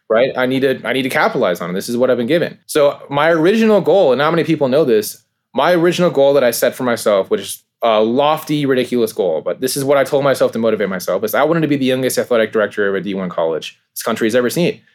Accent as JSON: {"language": "English", "region": "California", "country": "United States", "said": "I'm from California myself. I have family that's from the East Coast."}